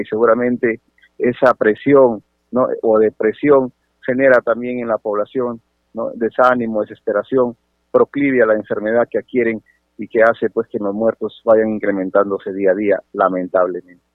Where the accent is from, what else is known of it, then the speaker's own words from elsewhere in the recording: Sechura, Piura, Peru; Yo soy de Sechura, mi querida provincia de Sechura